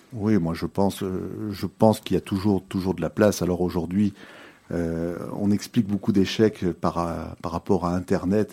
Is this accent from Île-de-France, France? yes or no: no; Nice, Provence-Alpes-Côte d'Azur, France; moved away as an adult; now in Belgium; Je suis d'origine française. Je suis né à Nice il y a 49 ans